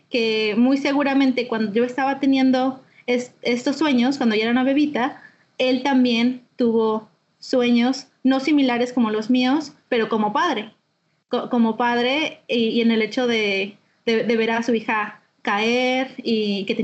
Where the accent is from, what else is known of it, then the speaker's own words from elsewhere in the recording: Mexico City, Mexico; also born or lived in Guadalajara; now in Hawaii, United States; Nací en Guadalajara y, viví en, en varios lugares de la República. Donde más pasé tiempo fue en la Ciudad de México. Entonces, soy de la Ciudad de México.